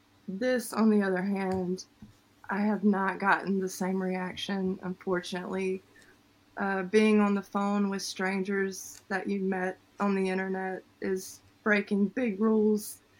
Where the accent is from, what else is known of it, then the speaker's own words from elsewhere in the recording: United States; But what roots me to it is definitely my service, the fact that I'm American.